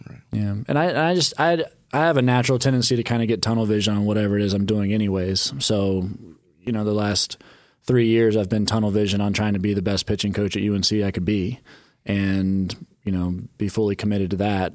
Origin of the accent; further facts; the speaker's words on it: Charlotte, North Carolina, United States; moved away as an adult; my hometown city and where I grew up